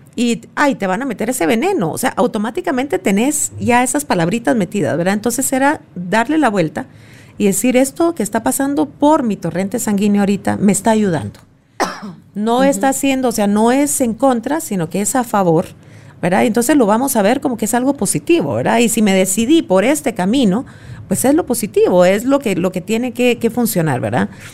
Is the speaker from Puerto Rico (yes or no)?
no; Guatemala; como buena chapina